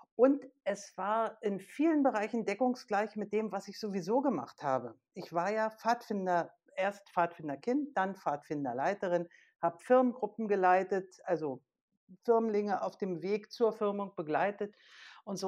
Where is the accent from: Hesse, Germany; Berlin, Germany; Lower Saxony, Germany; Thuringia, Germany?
Berlin, Germany; als aktives Gemeindemitglied bei uns in Berlin